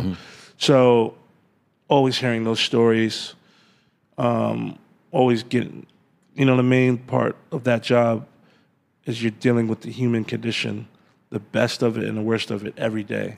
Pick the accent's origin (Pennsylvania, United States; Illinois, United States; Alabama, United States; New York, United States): New York, United States; New York City; also born or lived in Atlanta, Georgia / Flushing, Queens / Jamaica, Queens; when I was like ten years old, we moved to Jamaica, Queens, because mm-hmm. that's where they could afford a house. And um, Farmers Boulevard area is called St. Albans, and um, grew up there.